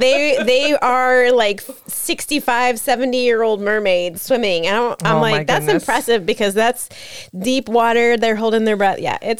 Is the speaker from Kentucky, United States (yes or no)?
no; Tampa, Florida, United States; And since nobody knows where Wikiwachi is, I'm really just from Tampa.